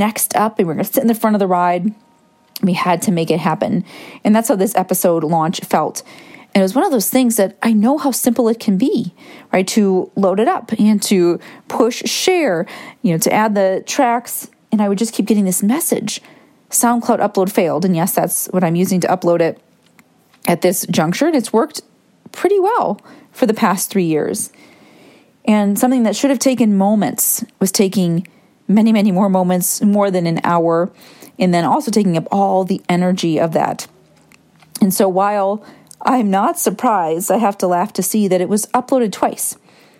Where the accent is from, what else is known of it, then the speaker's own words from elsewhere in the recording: Michigan, United States; I grew up in Michigan, went to Cedar Point at least once a year